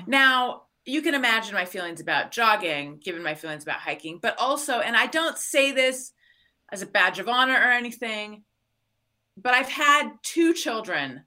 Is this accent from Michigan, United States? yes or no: no; Orange County, California, United States; also born or lived in Claremont / Costa Mesa / New York; now in Los Angeles, United States; I was born in Northern California, grew up in Orange County